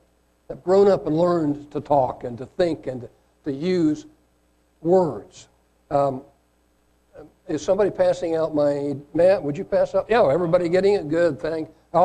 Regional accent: Caracas, Capital District, Venezuela; born there; I was born in Caracas, Venezuela, and thankfully my parents were naturalized citizens, so I not only got a Venezuelan birth certificate, but I also got an American birth certificate at the same time.

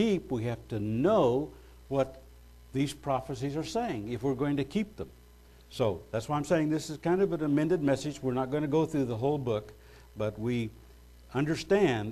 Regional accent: United States; as an American, we have citizenship rights

